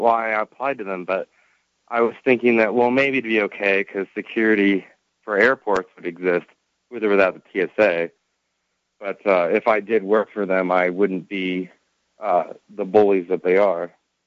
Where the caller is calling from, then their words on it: Eagle River, Alaska, United States; Eagle River.